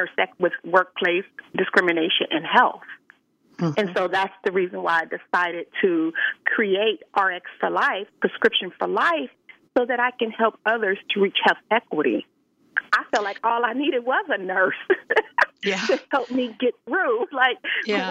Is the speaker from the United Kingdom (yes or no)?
no; Los Angeles, California, United States; a Black woman growing up in South Central Los Angeles